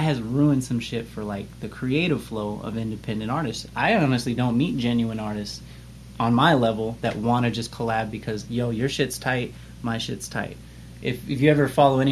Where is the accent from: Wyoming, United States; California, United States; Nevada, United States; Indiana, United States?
Nevada, United States; Las Vegas; Vegas is such an interesting place, and I haven't lived anywhere else